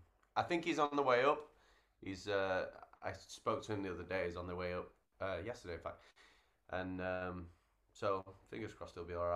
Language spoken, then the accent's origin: English; Rotherham, Yorkshire and the Humber, United Kingdom; I'm from Rotherham. Rotherham.